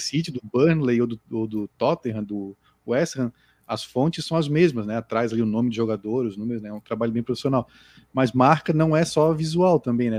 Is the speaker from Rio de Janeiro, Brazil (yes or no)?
no; Florianópolis, Santa Catarina, Brazil; also born or lived in Jardim Atlântico, Florianópolis; eu não sou não sou nativo do Jardim Atlântico, né? eu sou do Sacro Limões